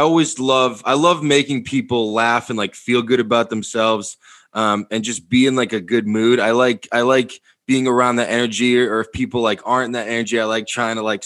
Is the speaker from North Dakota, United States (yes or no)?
no; Massachusetts, United States; now in New York City, United States; From Massachusetts